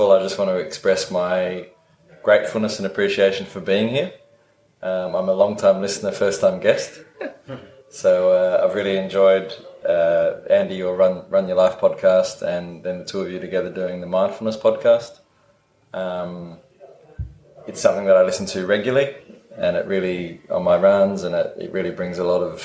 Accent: Adelaide, South Australia, Australia; moved away as an adult; I'm originally from Adelaide in South Australia.

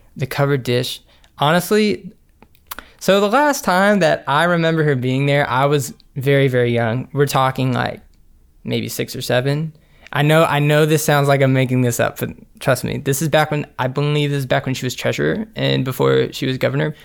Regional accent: Montgomery, Alabama, United States; we were born and raised in Montgomery, Alabama

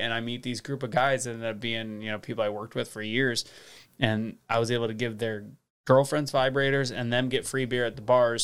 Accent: St. Louis, Missouri, United States; born or raised there; also born or lived in Las Vegas, Nevada

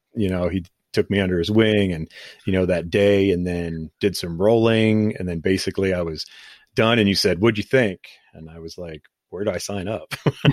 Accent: Canton, Ohio, United States; I was born in Canton. I never have been

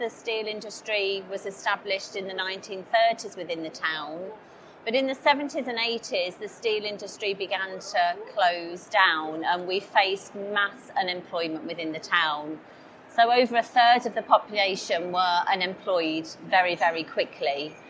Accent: Corby, East Midlands, United Kingdom; we are from Corby in Northamptonshire, right in the middle of the country. The population of our town is about 68,000, but it's massively increasing.

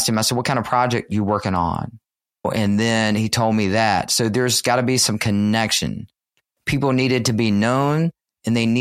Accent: Richmond, Virginia, United States; I'm from Richmond, Virginia.

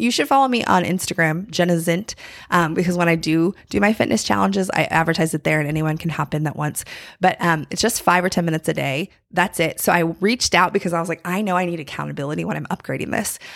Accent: North Carolina, United States; I'm from North Carolina, and there's, like, a famous bakery, uh, in my hometown

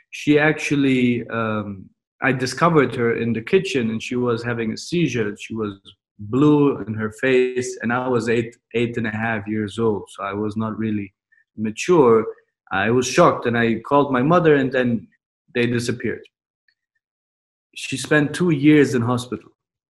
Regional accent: Germany; also born or lived in Turkey (ancestry); now in Dubai, United Arab Emirates; my parents are from Turkey, so I have Turkish descent. Then I was born in Germany

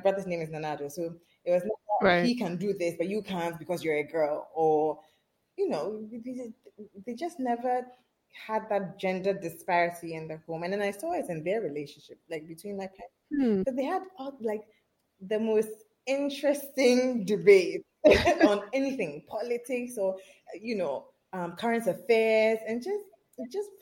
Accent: Accra, Greater Accra, Ghana; I grew up in a not so conventional Ghanaian home

